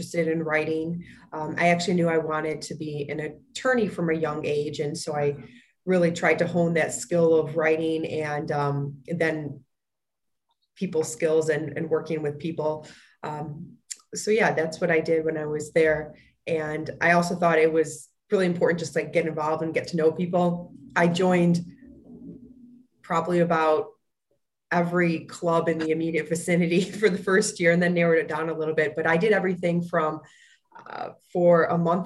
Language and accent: English; Fox Lake, Illinois, United States; I grew up in a small town called Fox Lake, Illinois